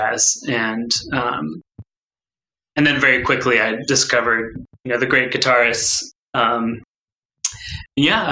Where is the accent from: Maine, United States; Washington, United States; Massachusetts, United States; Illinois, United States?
Washington, United States; Woodinville; I grew up in Woodinville